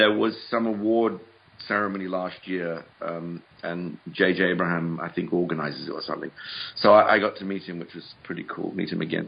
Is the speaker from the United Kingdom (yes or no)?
yes; England, United Kingdom; moved away as an adult; now in United States